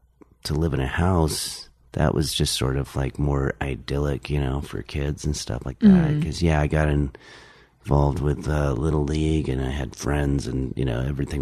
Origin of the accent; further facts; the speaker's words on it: Englewood, New Jersey, United States; also born or lived in New York City; now in Los Angeles, United States; I was born in New York City. And then when I was 8, we moved to Englewood, New Jersey. And then moved out here when I was 13.